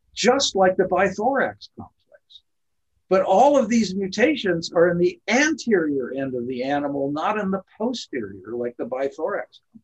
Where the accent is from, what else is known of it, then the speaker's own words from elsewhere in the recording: Burbank, California, United States; I grew up in Burbank, California